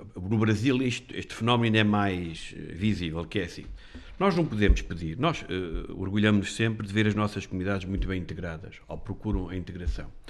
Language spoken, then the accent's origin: Portuguese; Portugal